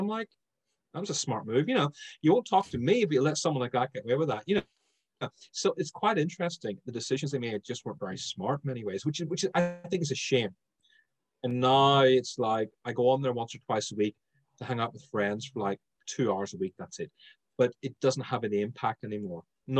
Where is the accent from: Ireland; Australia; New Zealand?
Ireland; But Clubhouse has enabled me to slow my speech down, because bear in mind, I'm Irish. Irish people speak super fast.